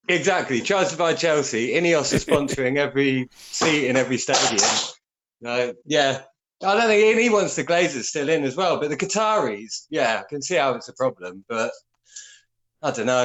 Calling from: France; Well, I'm calling from {S0} France, {S4} Richie

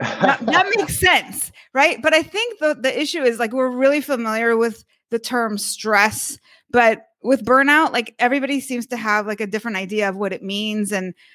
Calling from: Miami Beach, Florida, United States; also born or lived in San Francisco; So we are right now in Miami Beach. We recently relocated from San Francisco.

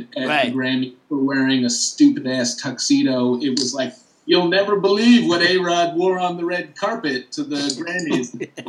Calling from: Brooklyn, New York, United States; I'm broadcasting live from Brooklyn, New York.

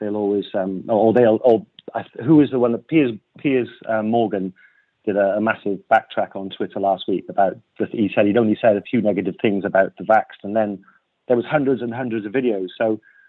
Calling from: Wales, United Kingdom; from South Wales.

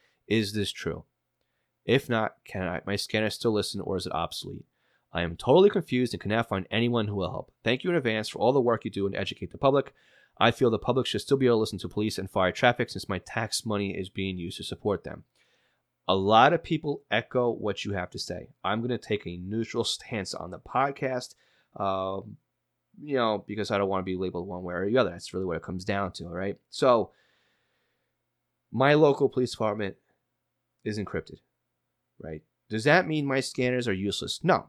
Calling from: Indiana, United States; Michael writes in, hi, I'm from Indiana.

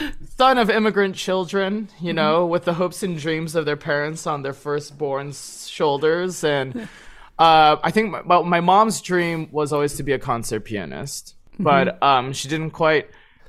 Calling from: Pasadena, California, United States; Yeah, I'm tuning in from Pasadena, California, just east of LA.

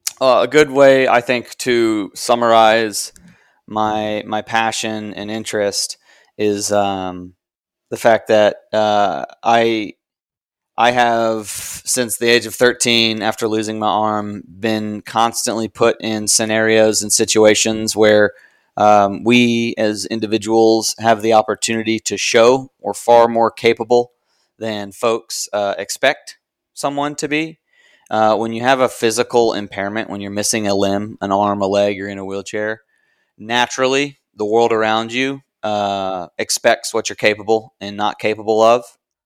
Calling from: Raleigh, North Carolina, United States; I'm coming from Raleigh, North Carolina.

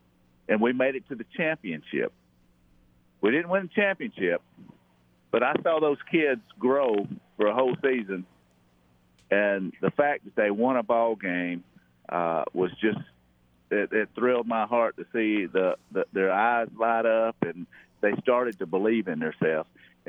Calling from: Troy, Alabama, United States; from Troy right now. I'm sitting on my porch.

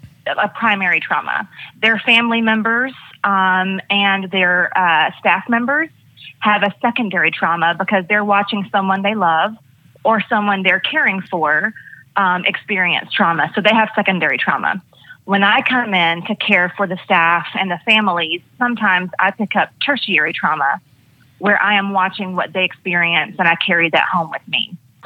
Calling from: Gainesville, Georgia, United States; I am in Gainesville, Georgia, getting ready to go to work in the hospital.

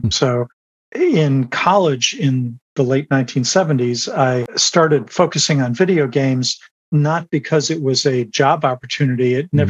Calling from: San Rafael, California, United States; I am in San Rafael, California, just over the Golden Gate Bridge from San Francisco.

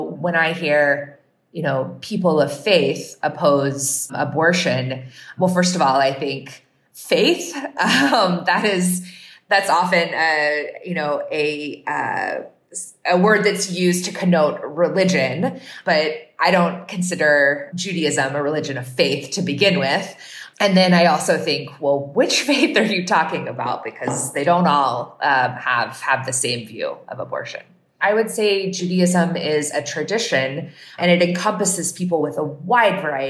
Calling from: Durham, North Carolina, United States; I'm calling from Durham, North Carolina

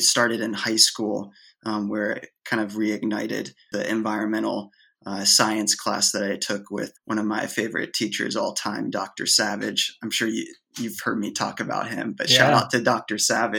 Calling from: Oiso, Kanagawa, Japan; I'm talking here from Japan right now, from Oiso, Japan. And I'm at my grandparents' place.

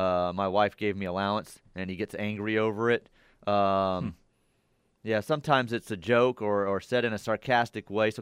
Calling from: Davenport, Oklahoma, United States; I'm from Davenport, Oklahoma

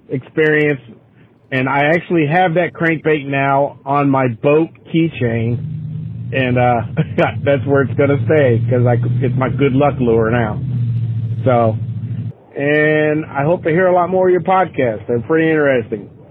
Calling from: Cincinnati, Ohio, United States; I'm calling from Cincinnati, Ohio.

